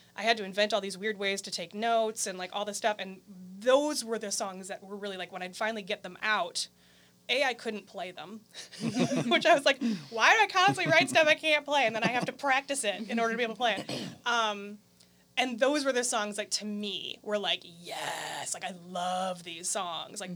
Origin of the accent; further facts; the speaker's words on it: Green Bay, Wisconsin, United States; also born or lived in California; I grew up in Green Bay, Wisconsin.